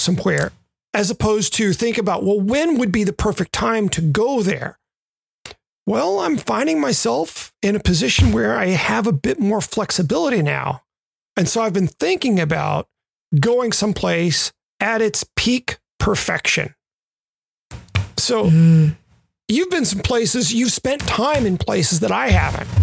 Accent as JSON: {"language": "English", "town": "Memphis", "region": "Tennessee", "country": "United States", "tie": "born or raised there", "also_born_or_lived": "Western Massachusetts / Southern California", "moved": "yes", "said": "Growing up in Memphis"}